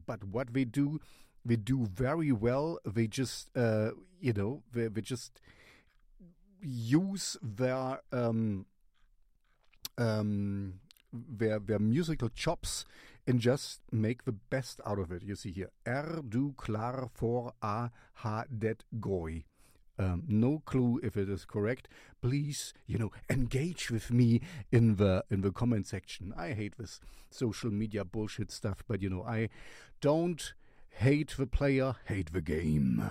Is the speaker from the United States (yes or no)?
no; Germany; first language German; English is a second language; this is my mother tongue in my fatherland